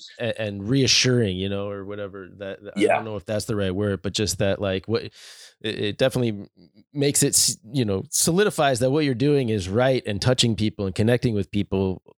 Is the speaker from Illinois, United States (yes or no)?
yes; Peoria, Illinois, United States; now in Minneapolis, United States; my hometown of Peoria, Illinois.